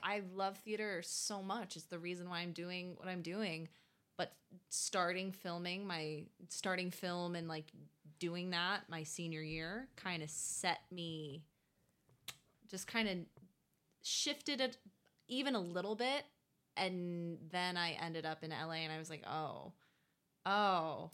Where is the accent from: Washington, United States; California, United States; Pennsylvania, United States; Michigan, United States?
Michigan, United States; now in New York, United States; growing up in Michigan